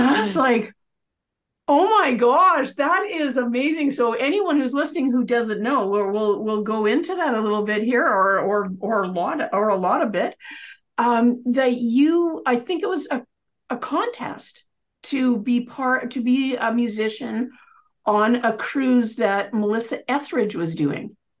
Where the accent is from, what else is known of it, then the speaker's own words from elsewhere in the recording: Canada; we're both Canadian